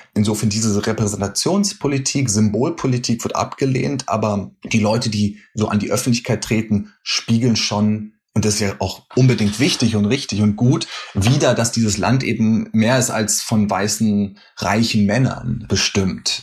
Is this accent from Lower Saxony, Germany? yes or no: no; Berlin, Germany; moved away as an adult; now in New York, United States; du erwischst mich gerade in Berlin, wo ich herkomme